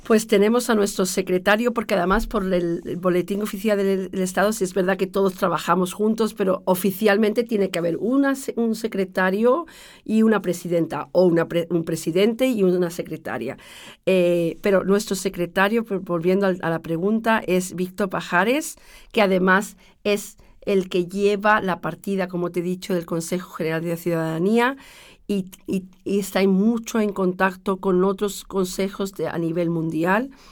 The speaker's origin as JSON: {"language": "Spanish", "town": "Granada", "region": "Andalusia", "country": "Spain", "tie": "born or raised there", "also_born_or_lived": "Algeciras, Cádiz", "moved": "as an adult", "lives_now": "Austria", "said": "mi padre tomó la decisión de dejar Algeciras cuando éramos pequeñitos, nos fuimos a Granada y allí vivimos, yo viví 20 años"}